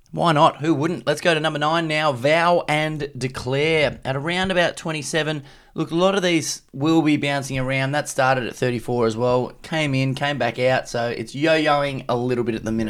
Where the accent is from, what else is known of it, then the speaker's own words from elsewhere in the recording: Queensland, Australia; I'm from Queensland, so we never had a public holiday, but I always found it weird that we never second-guessed it, that at school, you rock up in the morning